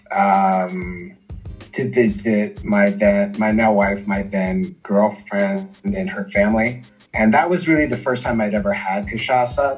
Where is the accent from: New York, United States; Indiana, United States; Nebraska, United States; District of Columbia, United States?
District of Columbia, United States; Washington; moved away as an adult; now in Brasilia, Brazil; I am from Washington D.C., the capital